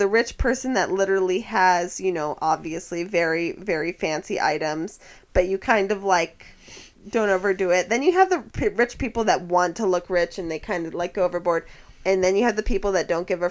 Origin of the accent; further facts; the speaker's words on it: Washington, United States; moved away as an adult; also born or lived in Boston; I grew up in Washington State.